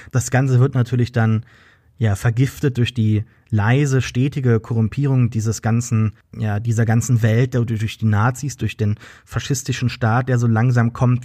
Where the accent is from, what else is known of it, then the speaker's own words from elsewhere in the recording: Germany; uns selbst als Deutsche